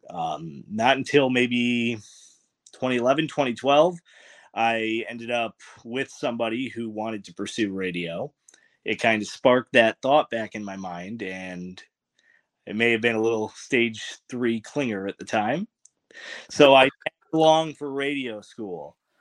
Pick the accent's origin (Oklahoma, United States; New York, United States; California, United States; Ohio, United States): New York, United States; Troy; from Troy Lansingburg, um, if anybody is from there, uh, Corliss Park area